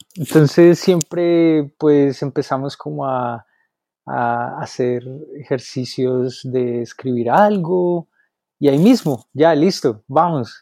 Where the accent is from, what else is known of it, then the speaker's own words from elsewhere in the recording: Bogotá, Colombia; now in Asheville, United States; yo soy de los Andes, de Bacatá, Colombia